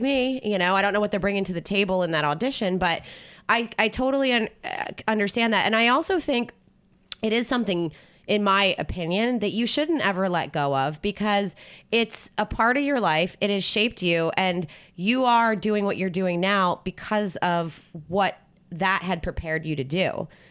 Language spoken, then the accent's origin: English; Philadelphia, Pennsylvania, United States; moved away; also born or lived in New Jersey / South Carolina; I grew up in New Jersey and Philadelphia area